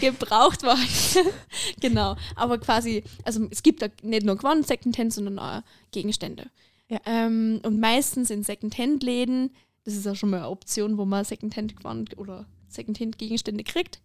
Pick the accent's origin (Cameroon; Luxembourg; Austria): Austria; Lower Austria; moved away as an adult; now in Carinthia, Austria; Ich komme ursprünglich aus Niederösterreich